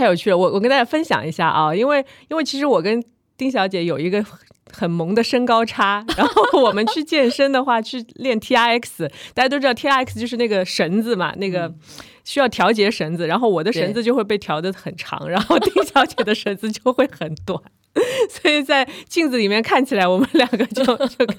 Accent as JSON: {"language": "Chinese", "region": "Shanghai", "country": "China", "said": "哦，我刚才还想说，因为我是我们都是上海人。"}